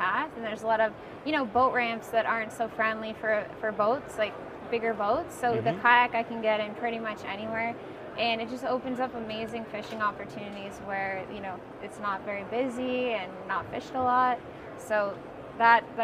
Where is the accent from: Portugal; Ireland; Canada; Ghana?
Canada; Southern Ontario; I'm from Southern Ontario, Canada